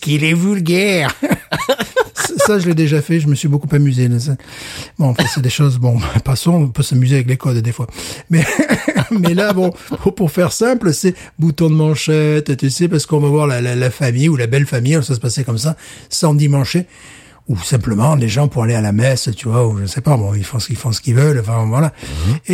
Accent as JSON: {"language": "French", "country": "France", "said": "je suis français"}